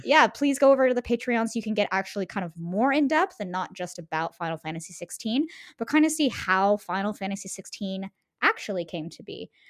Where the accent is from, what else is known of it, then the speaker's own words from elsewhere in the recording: United States; growing up in the United States